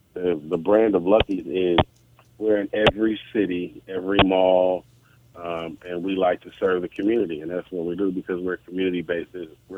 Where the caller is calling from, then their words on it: Oakland, California, United States; We're in California. I'm in the Bay Area, Oakland, California.